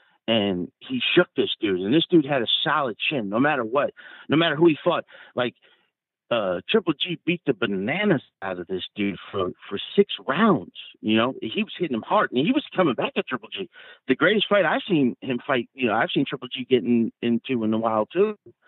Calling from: New Jersey, United States; from Jersey.

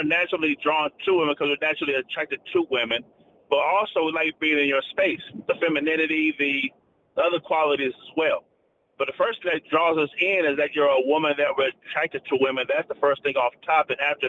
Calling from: Atlanta, Georgia, United States; from Atlanta.

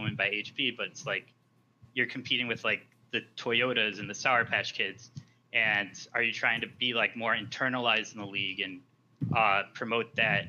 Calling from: New York, United States; Oh, New York.

